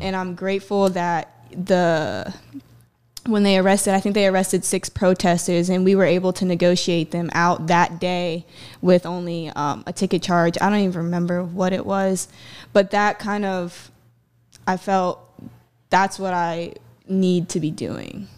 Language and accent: English; Myrtle Beach, South Carolina, United States; I grew up here in, uh, Myrtle Beach.